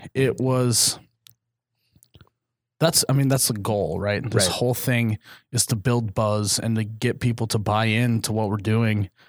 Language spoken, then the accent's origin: English; Midwest, United States; we're from the Midwest